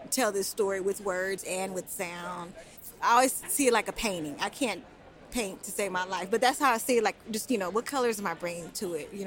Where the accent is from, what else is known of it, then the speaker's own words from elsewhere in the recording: Oakland, California, United States; I'm from Oakland